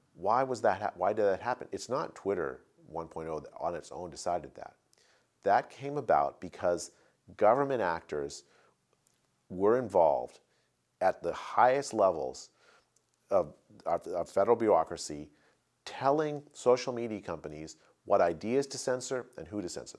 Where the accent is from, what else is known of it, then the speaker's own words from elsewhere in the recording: United States; As an American citizen